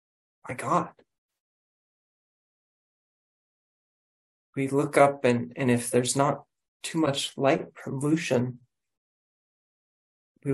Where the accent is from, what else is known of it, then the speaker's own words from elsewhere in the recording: Colorado, United States; I'm from Colorado. I'm a Colorado native